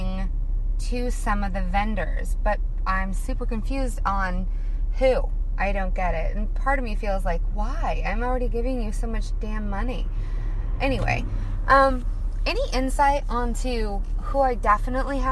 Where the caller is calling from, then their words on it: Portland, Oregon, United States; I am calling you from Portland, Oregon